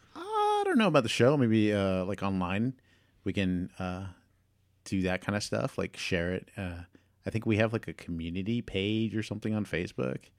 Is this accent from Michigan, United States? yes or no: no; Houston, Texas, United States; my hometown park